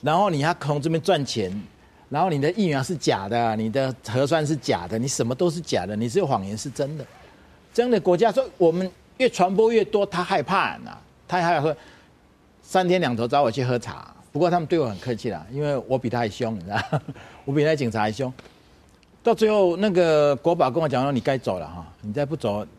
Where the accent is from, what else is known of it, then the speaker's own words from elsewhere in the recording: Taiwan; 但是我看不过去啊！我们台湾人怎么看得过去这种不公不义的事呢？